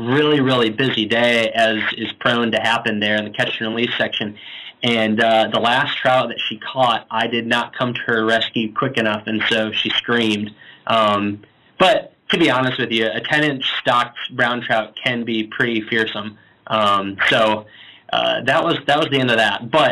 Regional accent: Northern Virginia, United States; moved away as an adult; also born or lived in Chicago / Pennsylvania / Loudoun County, Virginia; now in Massachusetts, United States; Chicago is kind of home, but I moved to Northern Virginia because my father is in the government

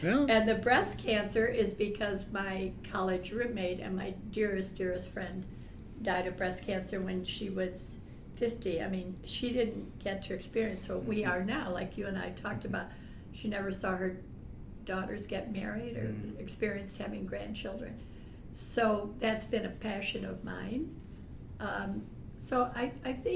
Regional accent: Miami Beach, Florida, United States; moved away as an adult; also born or lived in New York; now in Fort Wayne, United States; I was born and raised, I'm from Miami Beach, Florida

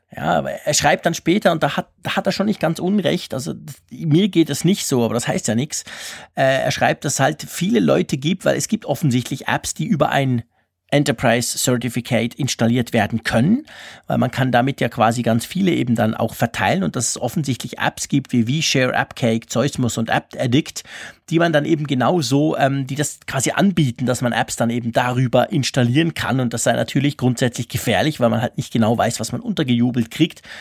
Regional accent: Switzerland; bei uns in der Schweiz

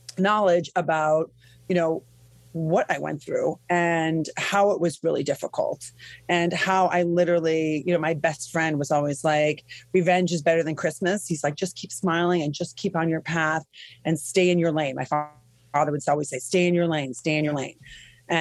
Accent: Midwest, United States; I'm from the Midwest

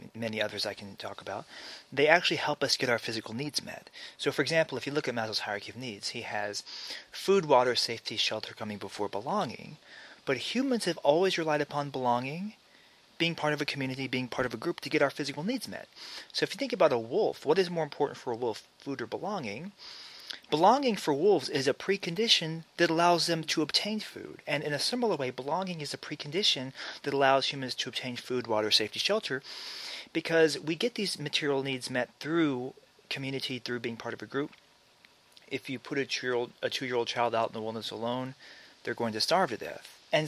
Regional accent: Alabama, United States; also born or lived in Maryland; now in California, United States; I grew up in Alabama. And I was born in Maryland. My parents moved to Alabama when I was a year old

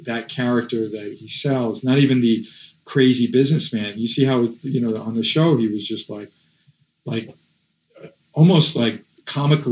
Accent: New York, United States; growing up in New York, obviously, I met a lot of the people that are related to the … world

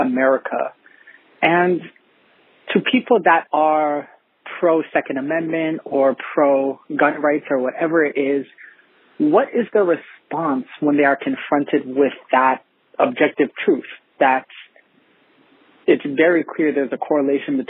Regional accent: Canada; I'm from Canada

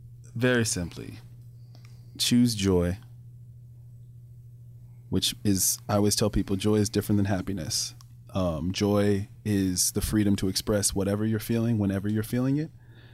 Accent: Germany; No, man. I grew up in Germany, man.

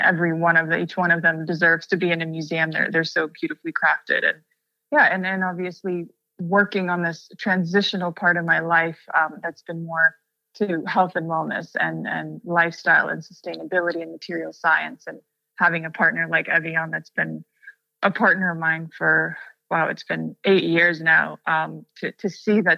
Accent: Russia; coming from a place where I grew up in Russia and there weren't that many options

